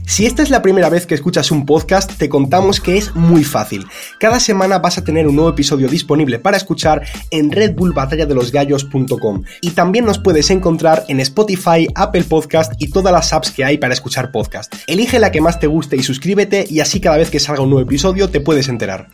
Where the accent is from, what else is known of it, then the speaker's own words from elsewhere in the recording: Spain; soy de España